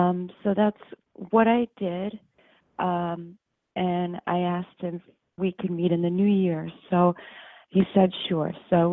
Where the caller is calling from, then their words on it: Westchester, upstate New York, United States; I'm calling from New York.